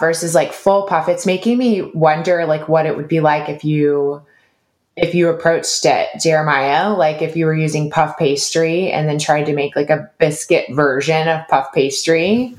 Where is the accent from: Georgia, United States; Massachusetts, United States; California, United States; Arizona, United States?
Georgia, United States; I grew up in Georgia